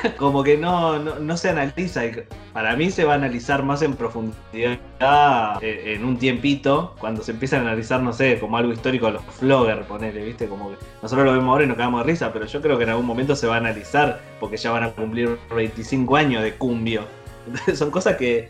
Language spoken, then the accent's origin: Spanish; Merlo, Buenos Aires Province, Argentina; born or raised there